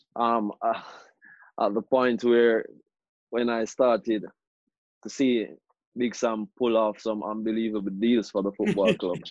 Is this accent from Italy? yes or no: no; Jamaica; moved away; growing up in Jamaica, that's where I played most of my most of my life